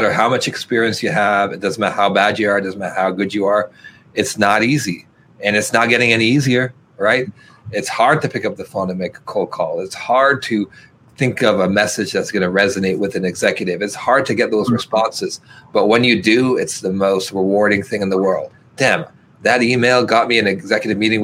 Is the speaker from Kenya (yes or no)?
no; Alberta, Canada; moved away; also born or lived in Toronto; I'm from Alberta originally, so a big hockey fan